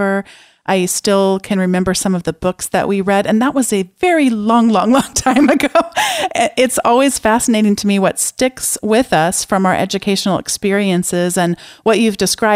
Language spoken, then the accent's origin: English; San Diego, California, United States; growing up in San Diego